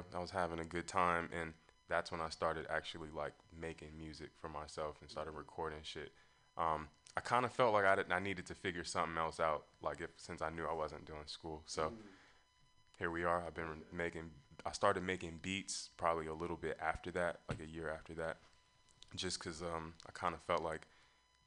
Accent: Long Beach, California, United States; I'm from Long Beach

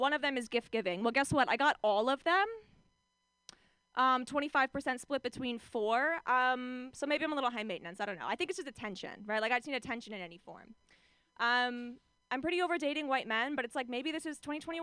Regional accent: Orange County, California, United States; I'm from Orange County, California

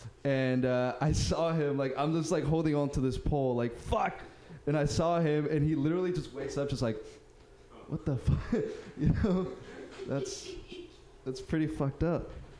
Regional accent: Uruguay; Oh, man, I'm from Uruguay. What? I'm from Uruguay.

